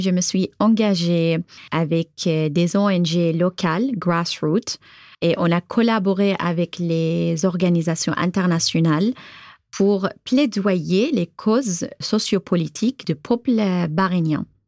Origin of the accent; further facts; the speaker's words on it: Bahrain; French is a second language; moved away as an adult; now in Tours, France; je viens de Bahreïn, j'ai 32 ans